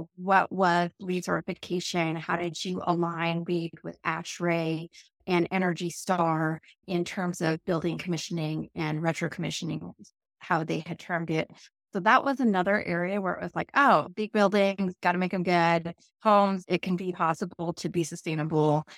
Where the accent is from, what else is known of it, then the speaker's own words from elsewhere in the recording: Yurok Indian Reservation, Northern California, United States; moved away; I grew up on the York Indian Reservation in a very, very, very rural area in Northern California